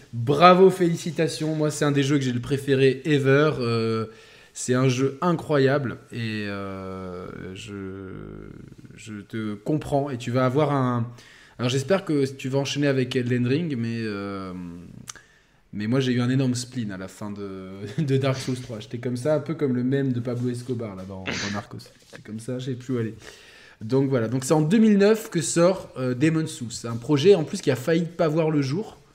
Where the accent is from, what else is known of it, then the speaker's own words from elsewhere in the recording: southern France, France; nous, dans le sud, les sudistes, on peut pas parler normalement.